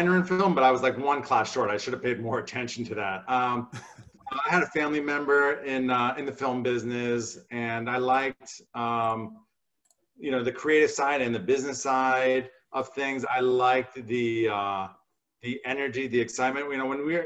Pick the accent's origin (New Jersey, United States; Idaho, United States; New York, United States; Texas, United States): New Jersey, United States; I grew up in New Jersey